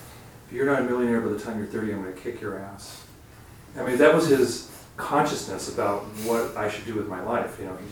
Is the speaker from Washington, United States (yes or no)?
no; Los Angeles, California, United States; I grew up in Los Angeles